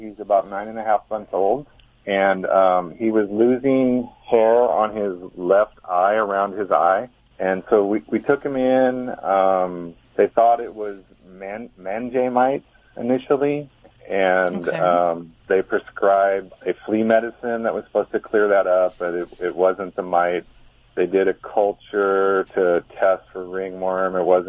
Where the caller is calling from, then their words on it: California, United States; Rio Grande, California.